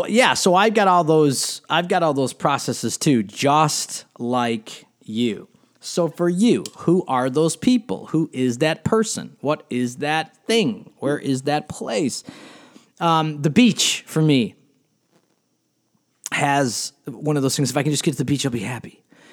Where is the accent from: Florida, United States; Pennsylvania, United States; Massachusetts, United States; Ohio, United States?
Ohio, United States; Cleveland; We came from Cleveland, Ohio.